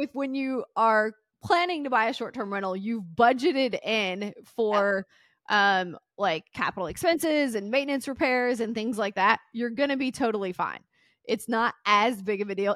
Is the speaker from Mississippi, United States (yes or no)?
yes; Mississippi, United States; also born or lived in Tennessee; now in Florida, United States; growing up in Mississippi and Tennessee, you couldn't walk anywhere